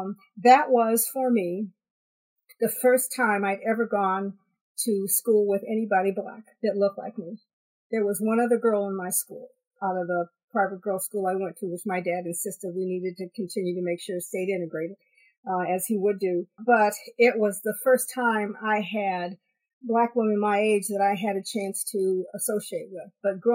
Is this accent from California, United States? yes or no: no; Maslin, Ohio, United States; Maslin, Ohio.